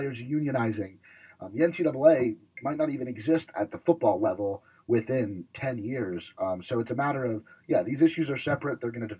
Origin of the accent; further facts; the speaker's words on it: Tampa, Florida, United States; growing up in Tampa